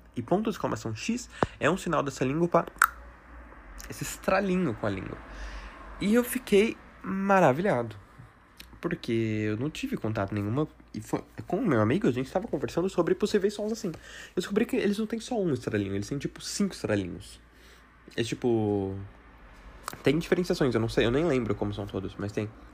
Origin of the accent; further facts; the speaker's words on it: Brazil; que sou brasileiro, com muito orgulho